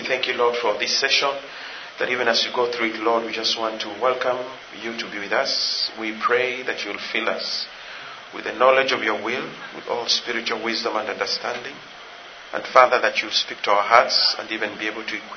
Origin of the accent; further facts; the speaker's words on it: Kenya; I'm from Kenya.